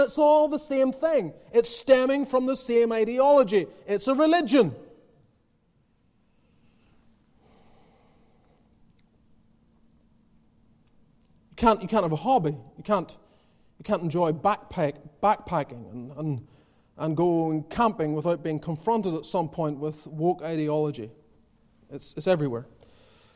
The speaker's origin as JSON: {"language": "English", "region": "Northern Ireland", "country": "United Kingdom", "tie": "born or raised there", "moved": "yes", "lives_now": "United States", "said": "I come from Northern Ireland."}